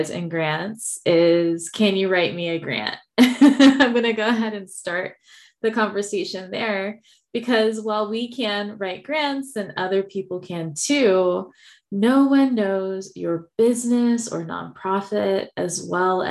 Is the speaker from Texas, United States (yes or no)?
yes; Texas, United States; I am from Texas, so you will hear y'all